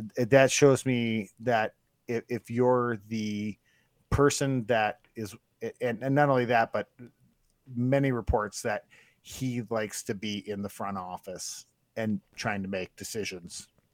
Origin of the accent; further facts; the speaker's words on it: Northwest Wisconsin, United States; I'm from Northwest Wisconsin